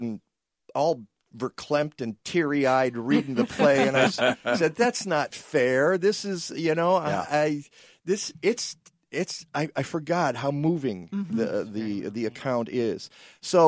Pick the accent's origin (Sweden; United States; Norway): United States; Midwest; Those of us who were born and raised in the Midwest